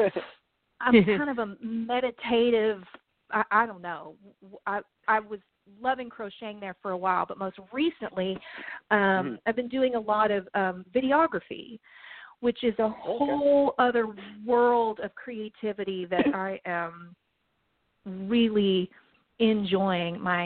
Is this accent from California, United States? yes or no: no; Franklin, Tennessee, United States; I grew up in Nashville, Tennessee, really a little bit south of Nashville, area called Franklin